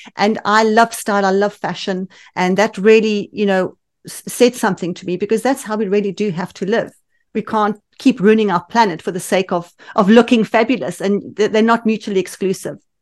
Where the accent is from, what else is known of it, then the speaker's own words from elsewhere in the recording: Johannesburg, Gauteng, South Africa; accent: South African; moved away as an adult; now in United Kingdom; we lived in Johannesburg, which has the best climate in the world